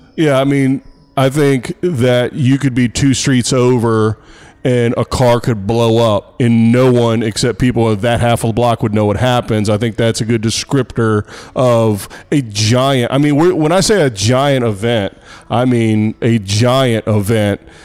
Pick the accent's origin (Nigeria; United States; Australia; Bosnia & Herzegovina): United States; Texas; my home state of Texas